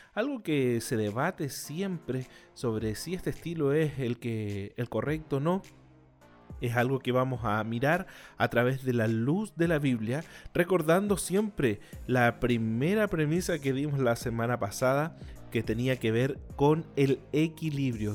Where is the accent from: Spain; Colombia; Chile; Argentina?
Chile; soy chileno.